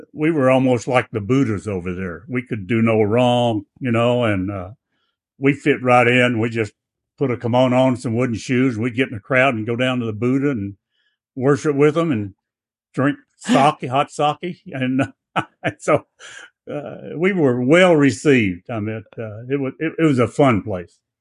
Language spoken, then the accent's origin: English; Blytheville, Arkansas, United States; that little town in Blytheville, about sixty miles north of Memphis